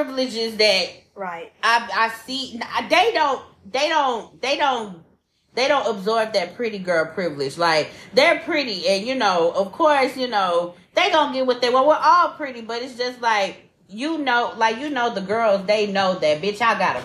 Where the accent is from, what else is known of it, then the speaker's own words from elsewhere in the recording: United States; I was raised in the North End